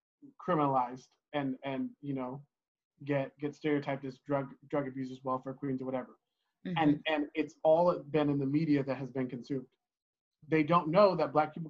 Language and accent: English; Oakland, California, Washington, United States; moved away as an adult; now in Salem, United States; Born in Oakland, California, lived there until I was about 10 or 11. And then we moved to Washington State, where I went to middle school and high school.